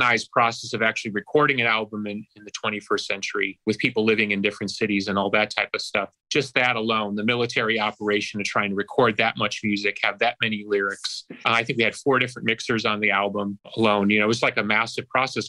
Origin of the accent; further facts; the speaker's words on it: Chicago, Illinois, United States; growing up in Chicago